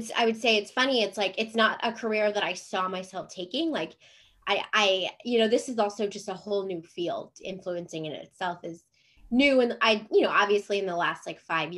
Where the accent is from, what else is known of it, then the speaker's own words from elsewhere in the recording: Cleveland, Ohio, United States; moved away as an adult; also born or lived in Jacksonville, Florida / San Diego; now in Chesapeake, United States; We live in Chesapeake, Virginia. So I'm originally from Cleveland, Ohio